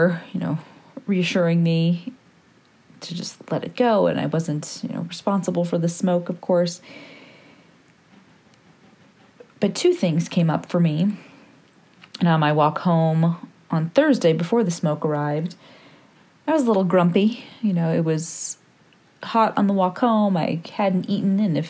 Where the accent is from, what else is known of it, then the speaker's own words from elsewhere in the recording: Michigan, United States; moved away as an adult; also born or lived in Ashland, Oregon; returned back to our home state of Michigan around this time last year, about a year and 12 days ago